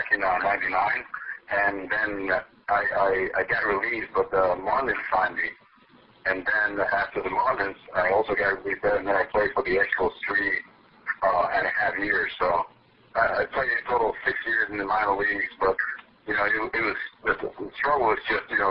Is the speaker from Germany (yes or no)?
no; Dominican Republic; I was born and raised in the Dominican Republic